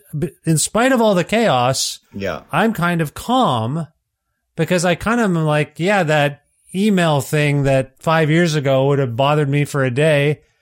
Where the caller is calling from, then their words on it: Alberta, Canada; I'm calling you from Alberta.